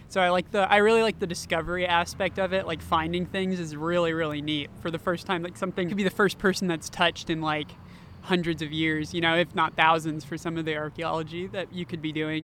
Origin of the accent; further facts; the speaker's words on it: Austin, Texas, United States; moved away; I'm originally from Austin, Texas